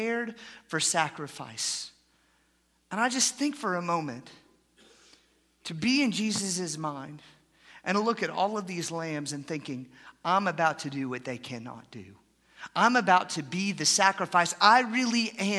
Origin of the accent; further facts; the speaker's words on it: Atlanta, Georgia, United States; moved away as an adult; also born or lived in Haskell, Texas; I grew up in Atlanta, Georgia